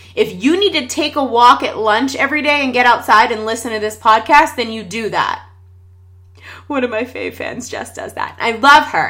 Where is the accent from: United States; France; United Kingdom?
United States; Pittsburgh, Pennsylvania; We're from Pittsburgh, Pennsylvania